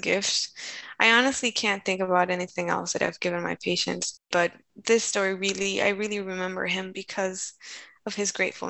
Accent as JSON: {"language": "English", "country": "Colombia", "said": "And so I told him, I come from Colombia, South America."}